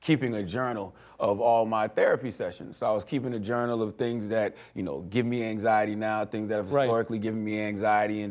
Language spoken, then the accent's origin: English; United States; growing up in America